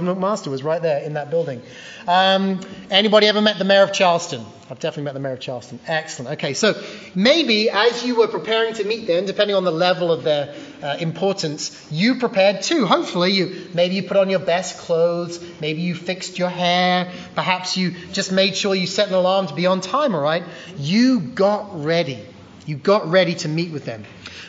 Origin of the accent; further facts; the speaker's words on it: Poole, South West England, United Kingdom; now in United States; my hometown, or what was my hometown then, Poole, which is on the south coast of England.